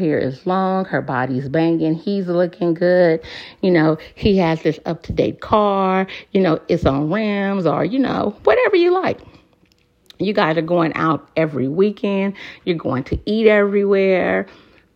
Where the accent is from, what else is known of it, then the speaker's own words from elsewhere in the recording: West Coast, United States; now in Moyock, United States; I'm from the West Coast